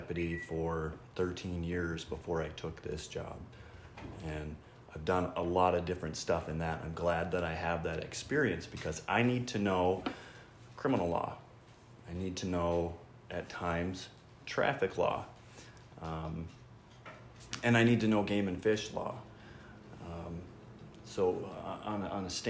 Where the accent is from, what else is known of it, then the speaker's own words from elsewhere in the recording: Belle Plaine, Minnesota, United States; I'm a local person. I grew up in Belle Plaine.